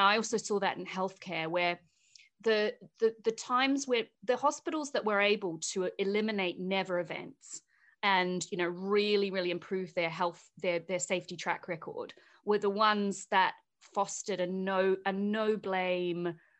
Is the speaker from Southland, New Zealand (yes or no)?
yes; Invercargill, Southland, New Zealand; my first ever job was at an aluminium smelter, a really big one in my hometown of Invercargill.